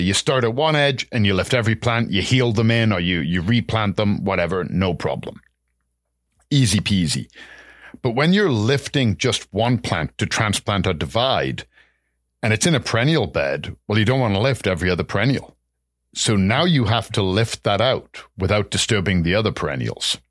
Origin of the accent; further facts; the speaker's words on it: England, United Kingdom; moved away; growing up in England